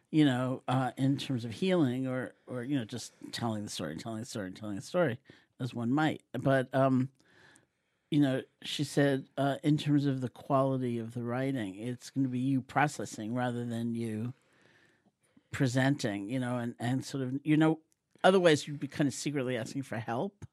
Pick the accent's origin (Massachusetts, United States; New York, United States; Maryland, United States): New York, United States; New York City; I grew up in New York City in Washington Heights, an Eastern European Jewish neighborhood.